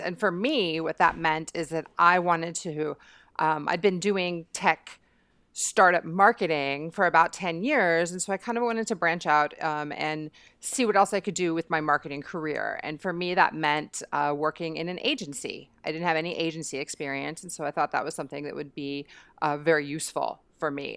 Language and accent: English; United States; moved away; being American